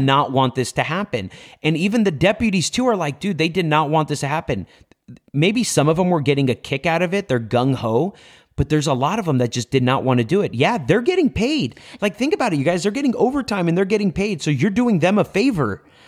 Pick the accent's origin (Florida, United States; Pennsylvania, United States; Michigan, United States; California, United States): California, United States; Los Angeles; born and raised in MacArthur Park in downtown Los Angeles on six and Bonnie Bray